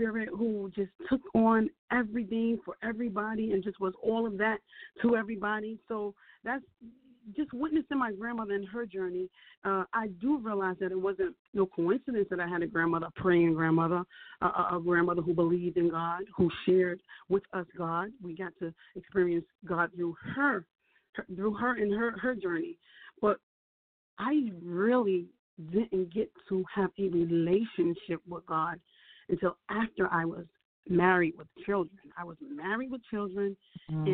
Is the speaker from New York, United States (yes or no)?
no; Jersey City, New Jersey, United States; I'm a woman born and raised in Jersey City